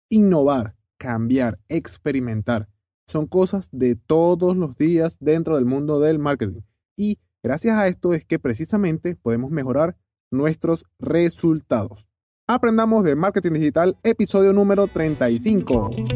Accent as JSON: {"language": "Spanish", "country": "Venezuela", "said": "yo soy venezolano también"}